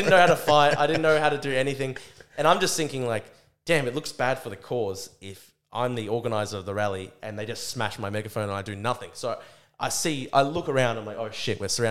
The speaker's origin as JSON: {"language": "English", "town": "Brisbane", "region": "Queensland", "country": "Australia", "tie": "born or raised there", "said": "I'm at my own university, my hometown."}